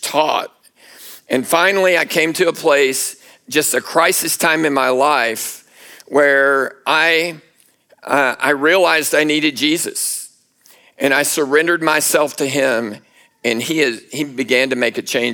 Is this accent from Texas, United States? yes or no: yes; Houston, Texas, United States; I grew up in Houston, Texas, near Houston